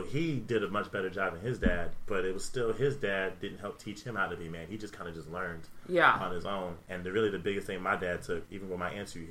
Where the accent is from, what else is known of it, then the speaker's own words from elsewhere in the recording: San Antonio, Texas, United States; also born or lived in Queens, New York / Germany; And then we moved to Cali, Germany. I spent most of my life in San Antonio, so I have to claim San Antonio.